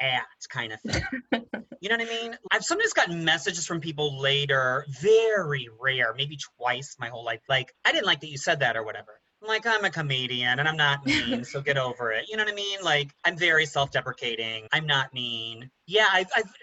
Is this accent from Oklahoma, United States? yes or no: no; Highland, Indiana, United States; now in New York City, United States; I am from Indiana, a town called Highland, Indiana